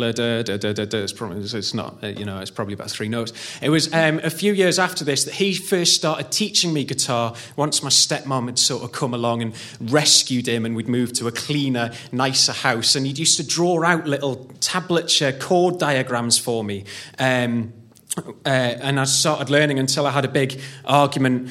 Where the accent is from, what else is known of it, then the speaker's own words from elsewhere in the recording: Newcastle upon Tyne, North East England, United Kingdom; I'm from a western suburb of Newcastle called Wrighton